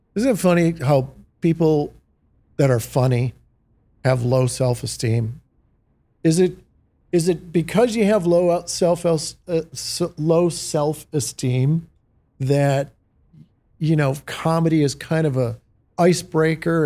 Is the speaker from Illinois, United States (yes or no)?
no; Detroit, Michigan, United States; growing up in the Motor City